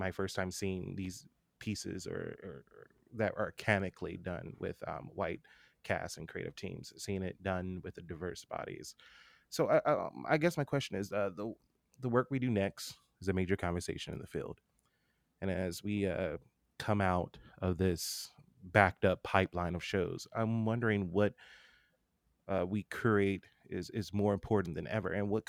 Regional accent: California, United States; I have to reveal that I'm actually from California.

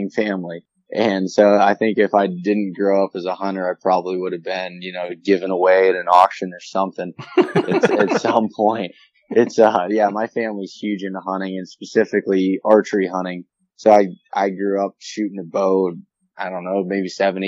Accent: Elk County, North Central Pennsylvania, United States; also born or lived in Pittsburgh, Pennsylvania; I'm from North Central Pennsylvania, specifically the Elk County region. So I grew up here my whole life

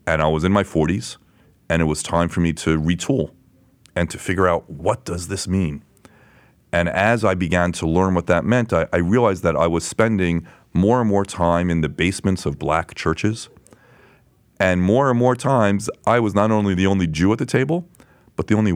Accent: Lynbrook, New York, United States; I grew up on Long Island, Lynbrook, Long Island, which is just over the Queens border

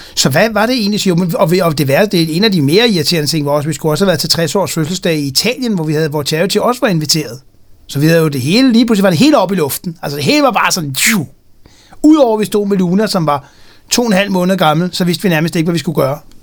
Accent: Denmark

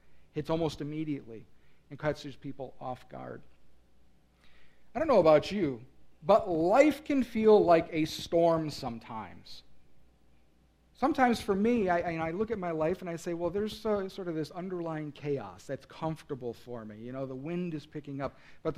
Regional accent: Midwest, United States; also born or lived in North Carolina; I grew up in the Midwest. I've always been here

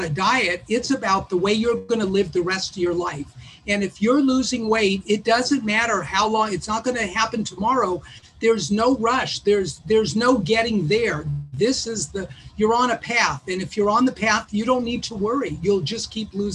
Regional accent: Los Angeles, California, United States; I grew up in West Los Angeles

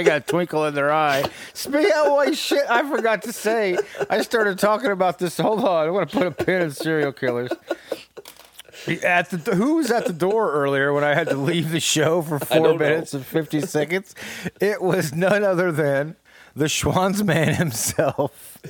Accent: New York, United States; This is the real me. … I'm from New York. So I had to get that out of my. I had to get that out of my throat. This is how I really talk.

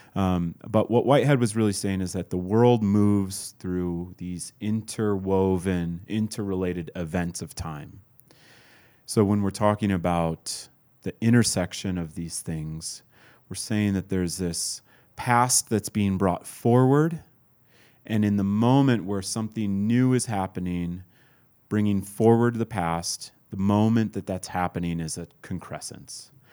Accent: Midwest, United States; I was born in the Midwest to, uh, to a white Scandinavian

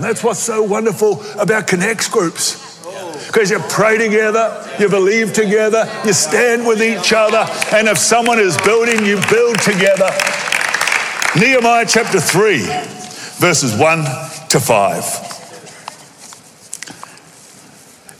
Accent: Australia; accent: Aussie; in my Aussie accent

